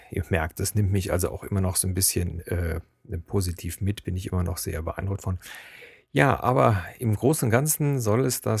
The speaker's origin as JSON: {"language": "German", "town": "Cologne", "region": "North Rhine-Westphalia", "country": "Germany", "accent": "Kölsch-tinged High German", "said": "auch wenn man, so wie ich, eigentlich mehr ein Hochdeutsch mit Kölschen Knubbeln spricht, wird man als Kölner oder Rheinländer erkannt. Also wenn ich jetzt zum Beispiel an die Ostsee fahre, äh, da sagt jeder auf dem Kopf zu, du bist Kölner."}